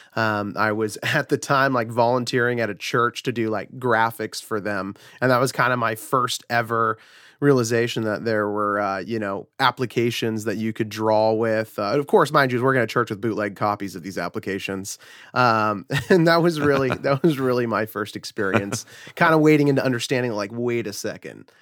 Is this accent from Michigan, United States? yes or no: no; Fort Myers, Florida, United States; also born or lived in Huntington Beach, California; I was originally born in Southern California in, uh, Huntington Beach. Uh, that was where I was until I was about seven years old. Uh, moved with a, with a single mother and my brother, uh, just kinda separated from our whole family. Don't really know any of them. Uh, made our way over to the East Coast where I grew up in a small town called Fort Myers, Florida